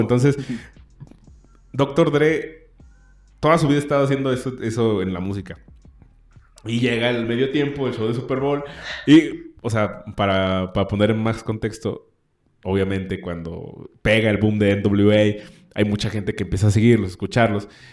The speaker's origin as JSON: {"language": "Spanish", "country": "Mexico", "said": "siendo mexicano"}